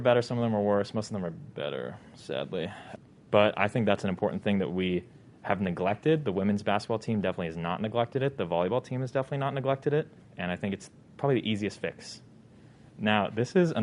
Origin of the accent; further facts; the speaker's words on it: Bay Area, California, United States; moved away; I am from the Bay Area